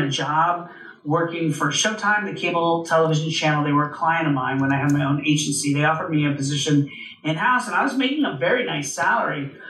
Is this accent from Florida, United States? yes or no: yes; Orlando, Florida, United States; born or raised there; moved away as an adult; also born or lived in New York City